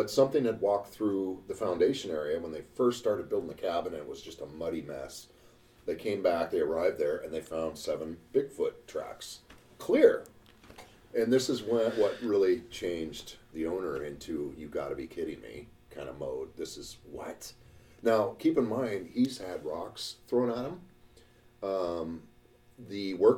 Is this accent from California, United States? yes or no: no; Juneau, Alaska, United States; Juneau, my hometown